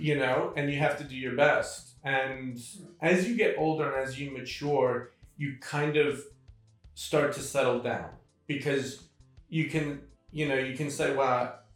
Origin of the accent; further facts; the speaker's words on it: Sydney, New South Wales, Australia; moved away as an adult; also born or lived in Hamilton, New York, United States; now in New York, United States; I moved with her at the age of five uh, to Sydney, Australia, where, which is where I grew up. And from the age of five to 24 and a half, I was in Sydney.